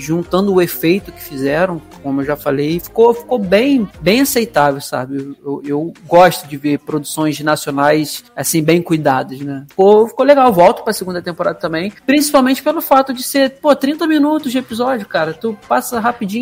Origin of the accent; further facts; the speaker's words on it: Rio de Janeiro, Brazil; que sou carioca